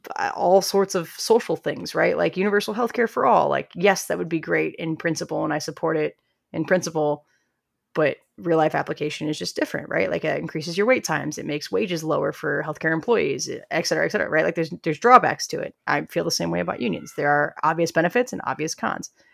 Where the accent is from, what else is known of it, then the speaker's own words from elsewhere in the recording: Midwest, United States; I'm from the Midwest where we have a healthy, healthy amount of unions